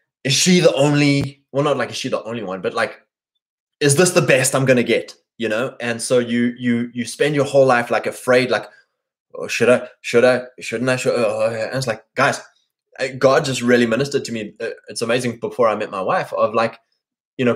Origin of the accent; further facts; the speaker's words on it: South Africa; moved away as an adult; also born or lived in Lexington, Kentucky; now in United States; I'm from Africa